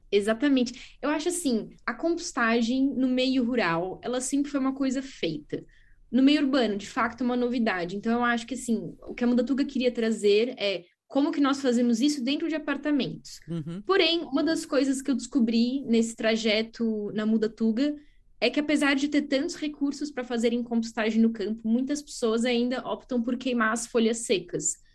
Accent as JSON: {"language": "Portuguese", "country": "Brazil", "tie": "born or raised there", "also_born_or_lived": "France / Middle East / São Paulo", "moved": "as an adult", "lives_now": "Coimbra, Portugal", "said": "eu nasci no Brasil, fiz universidade no Brasil"}